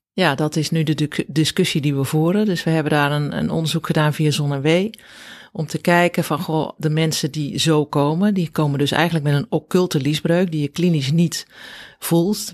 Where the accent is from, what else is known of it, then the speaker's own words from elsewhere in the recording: Bergeijk, North Brabant, Netherlands; moved away as an adult; also born or lived in Rotterdam / Zeist; Ja, ik ben opgegroeid in Bergijk. Dat is een klein dorpje in Zuid-Brabant